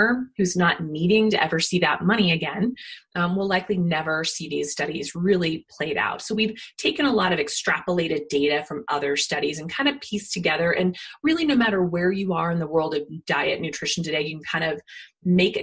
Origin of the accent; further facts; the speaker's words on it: Kansas, United States; moved away; where I grew up in Kansas